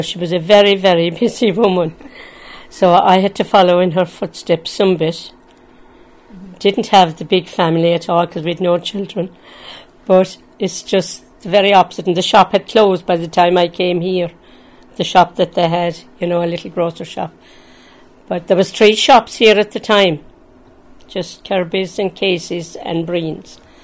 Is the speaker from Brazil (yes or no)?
no; Limerick, Munster, Ireland; moved away as an adult; now in Kellys Cross, Ireland; I'm from Limerick